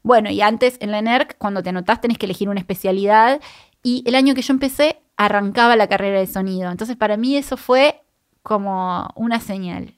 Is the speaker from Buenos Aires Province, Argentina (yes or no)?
no; Puerto Madryn, Chubut, Argentina; moved away; yo soy de Madrid, de Puerto Madrid, de Chubut